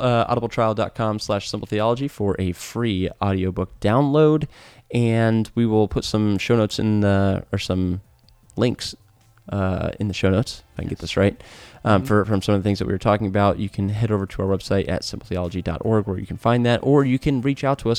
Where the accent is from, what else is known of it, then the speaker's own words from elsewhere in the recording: United States; my identity as an American right. is synonymous with my identity as a Christian